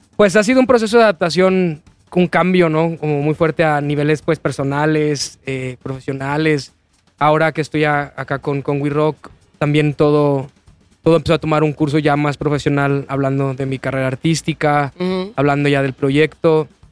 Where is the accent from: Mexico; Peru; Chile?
Mexico; León, Guanajuato; moved away as an adult; now in Mexico City, Mexico; Yo soy de León, Guanajuato